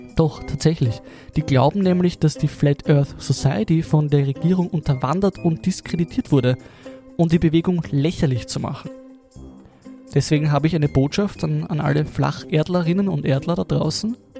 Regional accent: Lower Austria, Austria; ich bin ein Niederösterreicher

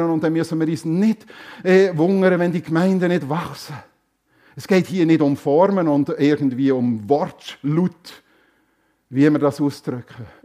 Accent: Germany; Ja, ich komme aus Deutschland.

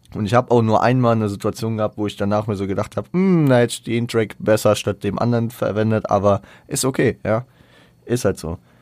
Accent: Frankfurt, Hesse, Germany; ich bin ja stolzer Frankfurter

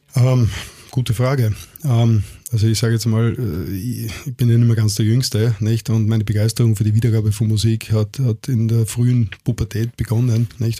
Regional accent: Innsbruck, Tyrol, Austria; now in Vienna, Austria; Ich komme aus Innsbruck.

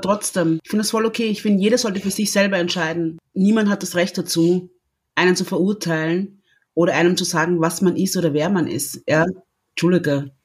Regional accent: Austria; also born or lived in Congo; ich bin Österreicherin mit, mit stolzen kongolesischen Wurzeln

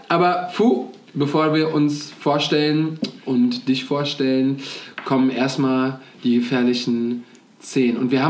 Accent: Cologne, North Rhine-Westphalia, Germany; Und äh, ja, ich komme aus Köln.

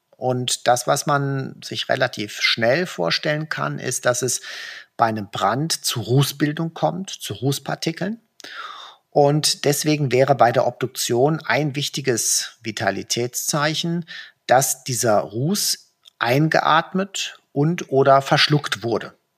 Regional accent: Germany; bei uns in Deutschland

